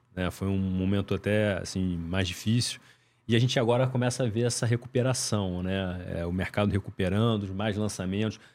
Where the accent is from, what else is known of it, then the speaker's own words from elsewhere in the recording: Rio de Janeiro, Brazil; A gente como carioca